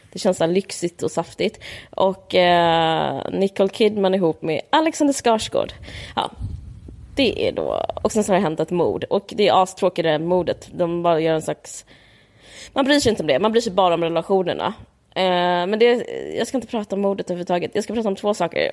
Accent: Sweden; vi som svenskar

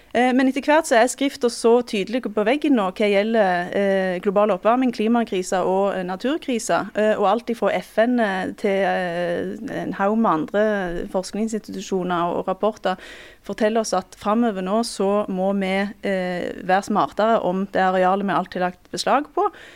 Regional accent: Time, Rogaland, Norway; i heimkommunen min, eh, Time

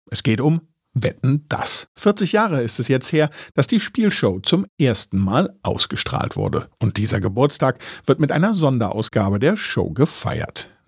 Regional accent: East Germany, Germany; Ich komme aus dem Osten.

